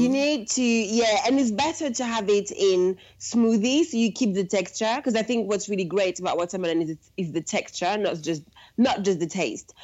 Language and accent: English; suburbs of Paris, Île-de-France, France; English is a second language; moved away as an adult; now in London, United Kingdom; I was born and raised in France. I'm from Paris, um, but really the suburbs of Paris.